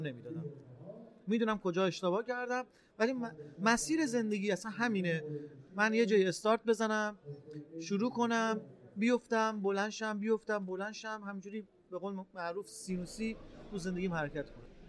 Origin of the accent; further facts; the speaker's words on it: Rasht, Gilan, Iran; متولد اردیبهشت ماه 1360 در شهر رشت به دنیا اومدم